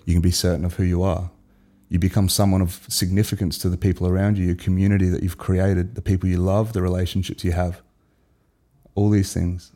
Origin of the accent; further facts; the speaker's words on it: Adelaide, South Australia, Australia; we're two mates from South Australia, Adelaide